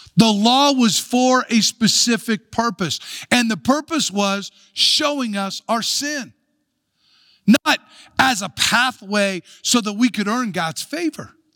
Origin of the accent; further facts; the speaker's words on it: United States; we can take pride in being American or take pride in our country